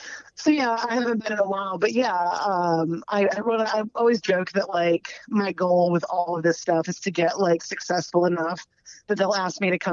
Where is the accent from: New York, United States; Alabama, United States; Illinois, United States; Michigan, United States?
Alabama, United States; Dothan; moved away as an adult; also born or lived in Virginia; now in Auburn, United States; I was born in Virginia, but I only lived there for less than 2 years. And my dad got a job at Farley Nuclear Plant. So that's why we moved to Dothan, in like 1981, I guess.